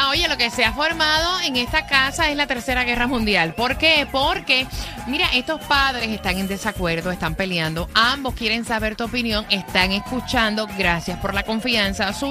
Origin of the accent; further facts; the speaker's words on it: Puerto Rico; moved away as an adult; cuando a mí me ofrecieron trabajo acá en los Estados Unidos, que yo me fui de Puerto Rico, mi nena mayor tenía nueve años.